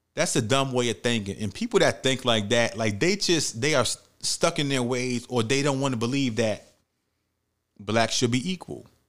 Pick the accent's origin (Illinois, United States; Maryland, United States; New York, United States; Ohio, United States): New York, United States; New York City; where I grew up at in the Bronx, New York